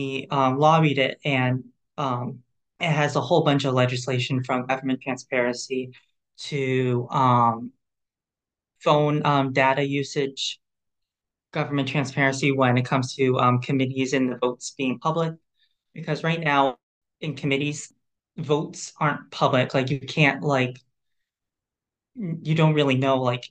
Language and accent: English; Central Massachusetts, United States; I'm from Central Massachusetts, which is a very rural place in Massachusetts